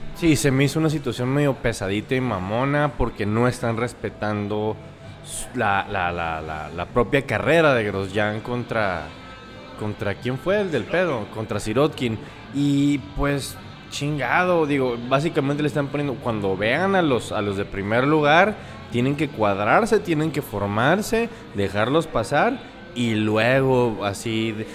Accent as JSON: {"language": "Spanish", "country": "Mexico", "also_born_or_lived": "Hermosillo, Sonora", "said": "nuestra fecha como mexicanos de independencia"}